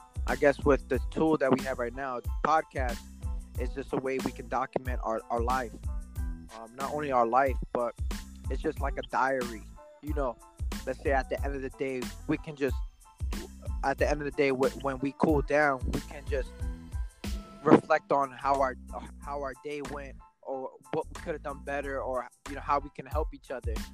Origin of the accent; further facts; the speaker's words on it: Newark, New Jersey, United States; I'm from Newark, New Jersey